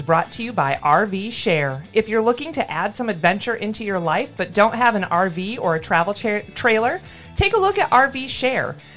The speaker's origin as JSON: {"language": "English", "region": "Michigan", "country": "United States", "tie": "born or raised there", "said": "I grew up camping in Michigan."}